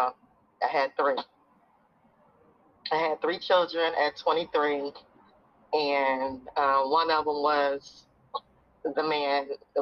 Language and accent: English; Dayton, Ohio, United States; moved away; I live in Dayton, Ohio, which is my hometown. I just moved back here in September